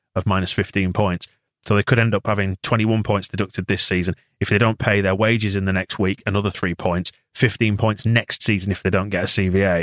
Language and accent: English; Bradford, Yorkshire and the Humber, United Kingdom; I was born in the B R